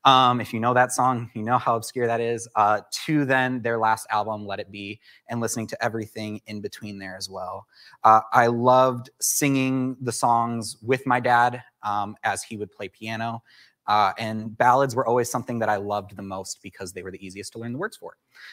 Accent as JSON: {"language": "English", "town": "Chicago", "region": "Illinois", "country": "United States", "said": "I came from the Chicagoland area to start studying at Southeastern, and quickly Oasis became my home."}